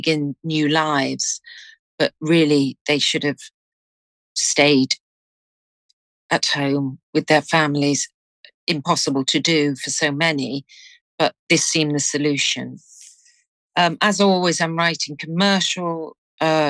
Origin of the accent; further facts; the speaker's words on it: Liverpool, North West England, United Kingdom; my hometown of Liverpool